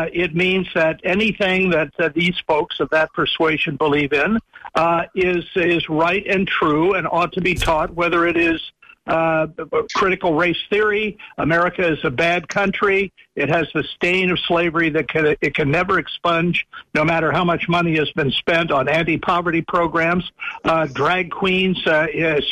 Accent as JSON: {"language": "English", "town": "Washington", "region": "District of Columbia", "country": "United States", "tie": "born or raised there", "said": "I was born in Washington, D.C. during a time when segregation was still the rule"}